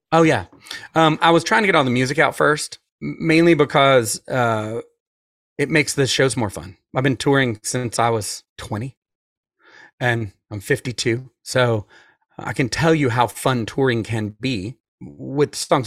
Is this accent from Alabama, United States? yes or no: no; Atlanta, Georgia, United States; I'm from Atlanta, so I was raised by wolves